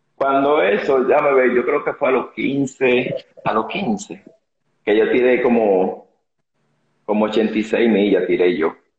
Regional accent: San Cristóbal, Dominican Republic; yo nací en San Cristóbal, criado en San Cristóbal, yo soy de San Cristóbal

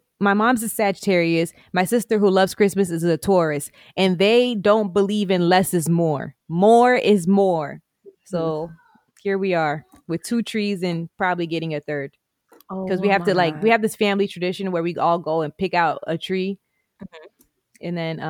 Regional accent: Jamaica; like, even being Black, like, there could be one person, I'm Jamaican, this person's Haitian.

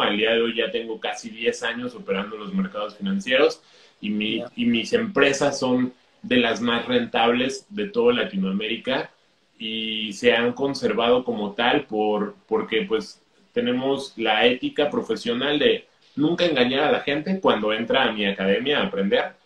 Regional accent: Mexico; yo soy de México

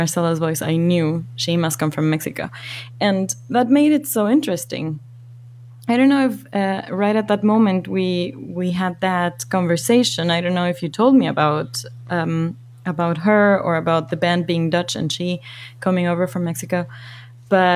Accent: Ecuador; growing up in Ecuador

